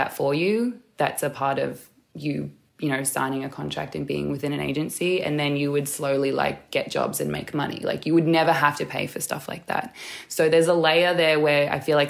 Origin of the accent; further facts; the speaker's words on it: Newcastle, New South Wales, Australia; I was born and raised in Newcastle, which is Awabakal